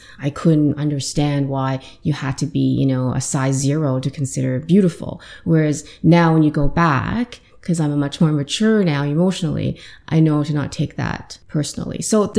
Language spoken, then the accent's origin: English; Saskatoon, Saskatchewan, Canada; moved away as an adult; also born or lived in Guangzhou, China / Ottawa, Canada; now in Toronto, Canada; I was born in China, mainland China. Then I moved to Saskatoon. So that's where I'm from. My parents are from Saskatchewan.